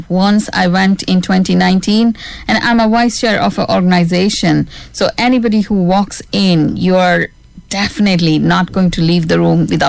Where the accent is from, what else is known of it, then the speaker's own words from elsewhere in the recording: India; now in Ireland; I'm still Indian citizen.